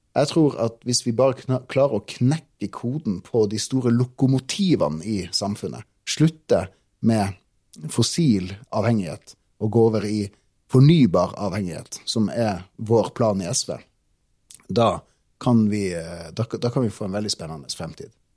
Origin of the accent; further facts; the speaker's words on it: Tromsø, Troms, Norway; jeg er en gutt fra Tromsø